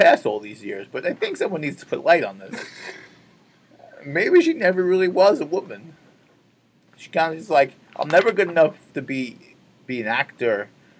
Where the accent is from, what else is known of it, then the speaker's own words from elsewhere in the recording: United States; I'm from America.